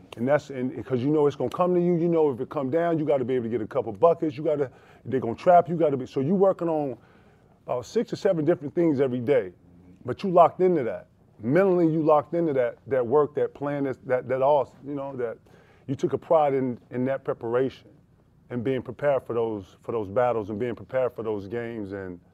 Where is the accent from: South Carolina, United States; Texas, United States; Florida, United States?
South Carolina, United States; You know, I'm from South Carolina, for everybody who don't know. And, you know, you start working early down there, you know, 12, 13.